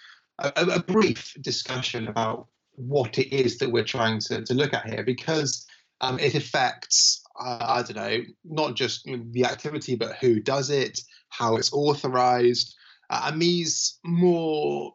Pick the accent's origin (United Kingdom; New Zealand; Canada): United Kingdom; I'm a British academic